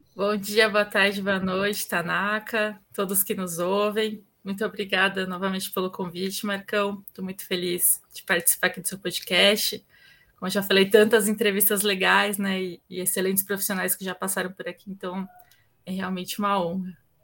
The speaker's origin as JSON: {"language": "Portuguese", "region": "São Paulo", "country": "Brazil", "tie": "born or raised there", "said": "nasci aqui em São Paulo, né, para começar, aqui na Zona Leste de São Paulo, nascida, criada, enraizada aqui."}